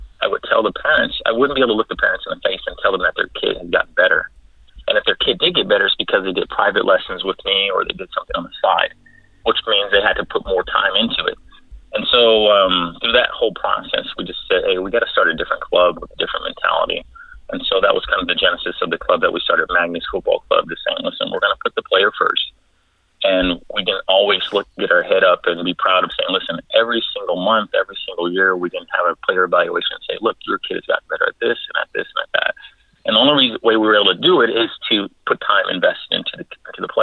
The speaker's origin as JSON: {"language": "English", "region": "Southern California", "country": "United States", "tie": "born or raised there", "said": "I am from Southern California"}